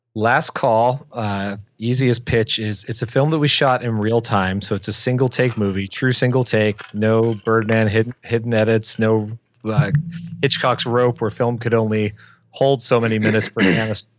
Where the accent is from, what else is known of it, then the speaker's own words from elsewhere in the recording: Windsor, Ontario, Canada; I grew up in Windsor, Ontario, Canada, which, for point of reference, is across the river from Detroit, Michigan.